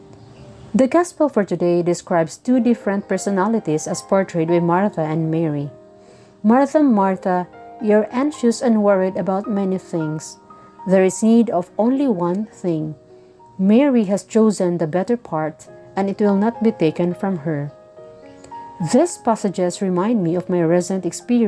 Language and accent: English; Bukidnon, Northern Mindanao, Philippines; from Usuan, Bukidnon, southern part of the Philippines.